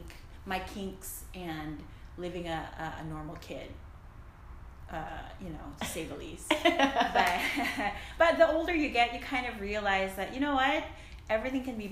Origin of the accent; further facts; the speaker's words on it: Philippines; moved away as an adult; So I'm an immigrant, by the way. I grew up in the Philippines. I moved here when I was like 18, 19